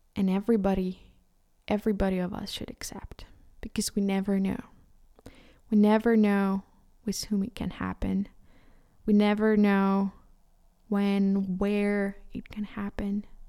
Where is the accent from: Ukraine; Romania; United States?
Ukraine; first language Ukrainian; English is a second language; as a Ukrainian, and for me, Ukrainian is, is my, my, my, my mother tongue